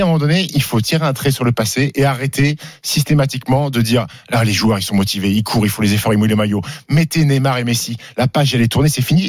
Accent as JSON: {"language": "French", "town": "Annecy", "region": "Auvergne-Rhône-Alpes", "country": "France", "tie": "born or raised there", "also_born_or_lived": "Caen", "moved": "yes", "said": "Moi, j'ai grandi à Annecy, donc je connais, je connais bien"}